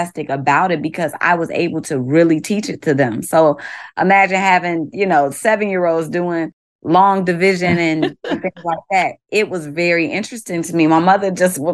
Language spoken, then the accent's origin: English; Chicago, Illinois, United States; moved away as an adult; also born or lived in Hammond, Indiana; now in Baltimore, United States; I hail from the south side of Chicago, now currently living in Baltimore, Maryland for the last 2 years